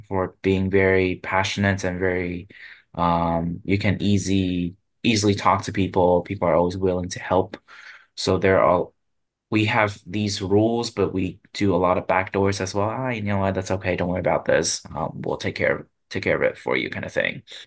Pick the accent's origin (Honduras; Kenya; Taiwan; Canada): Taiwan; Tainan; now in Japan; my hometown, actually, Tainan